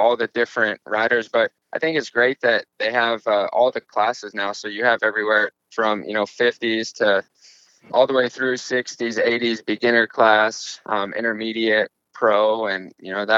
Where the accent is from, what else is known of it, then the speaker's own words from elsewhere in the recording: Illinois, United States; now in Charlotte, United States; I'm from Illinois